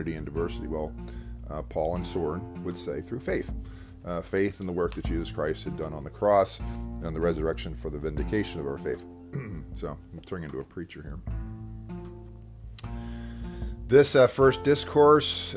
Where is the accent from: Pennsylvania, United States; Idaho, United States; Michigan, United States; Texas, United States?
Pennsylvania, United States; Devon; also born or lived in Westchester; I was back in my hometown, Devon, for a bit, living